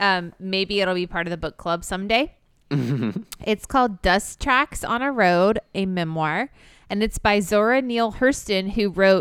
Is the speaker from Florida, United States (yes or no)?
yes; Florida, United States; chapter 10 is about literally growing up in Polk County, Florida, which is where Travis and I both grew up.